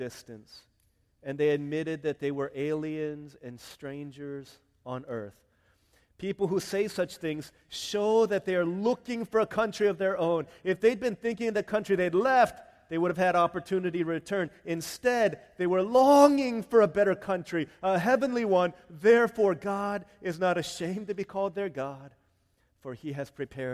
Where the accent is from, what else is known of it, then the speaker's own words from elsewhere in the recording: Arlington, Virginia, United States; I wasn't born in Korea. I was born in Arlington, Virginia. Parents are from Korea